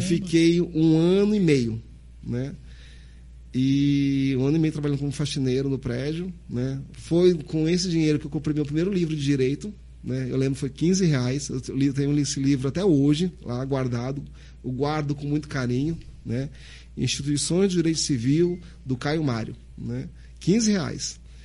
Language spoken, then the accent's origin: Portuguese; Santos, São Paulo, Brazil; moved away as an adult; now in Sergipe, Brazil; Sou natural de Santos, São Paulo, né? Meus pais são paraenses